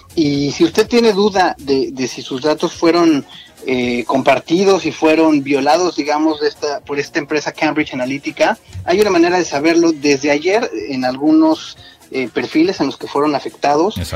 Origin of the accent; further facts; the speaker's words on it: Mexico; moved away; estamos de este lado, como dices, y seguimos siendo mexicanos